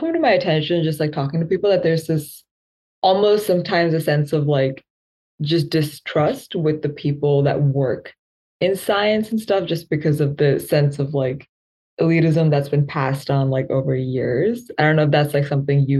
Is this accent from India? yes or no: yes; India; I'm from India